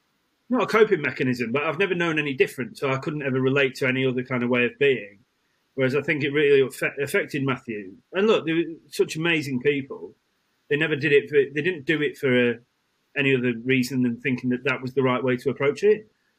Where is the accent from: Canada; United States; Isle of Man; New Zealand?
Isle of Man; born there; So I was born in the Isle of Man, then transported.